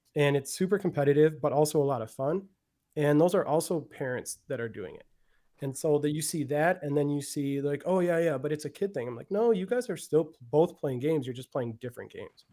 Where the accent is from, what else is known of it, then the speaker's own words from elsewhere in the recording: Milwaukee, Wisconsin, United States; also born or lived in Florida; born and raised in Milwaukee